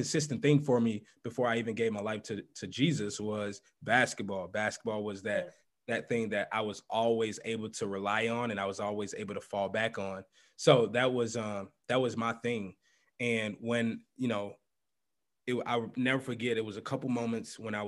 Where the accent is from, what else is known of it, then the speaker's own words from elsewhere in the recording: St. Louis, Missouri, United States; moved away as an adult; also born or lived in Minneapolis, Minnesota; now in Minnesota, United States; I grew up in St. Louis